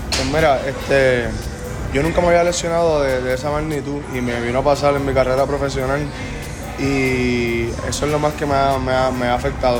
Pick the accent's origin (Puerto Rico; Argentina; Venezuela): Puerto Rico; Carolina; es mi pueblo, yo soy de Carolina, nací y criado